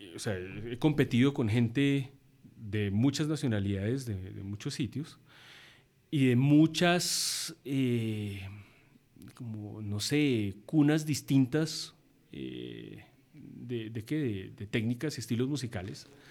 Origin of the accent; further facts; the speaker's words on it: Colombia; also born or lived in United States / Birmingham, England; soy, un colombiano